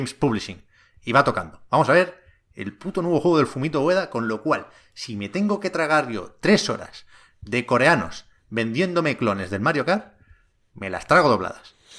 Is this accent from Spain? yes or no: yes; Tiana, Catalonia, Spain; also born or lived in Montgat; Yo soy de Tiana, eh, un pueblo aquí cerca de Barcelona, y mi madre trabaja en el ayuntamiento de Tiana.